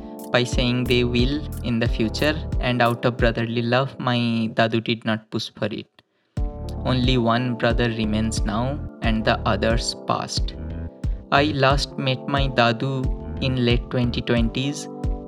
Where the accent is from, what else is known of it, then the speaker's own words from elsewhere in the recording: Lakhi, East Midnapur, West Bengal, India; also born or lived in Dinajpur / Murshidabad; I was born in Lakhi, my home village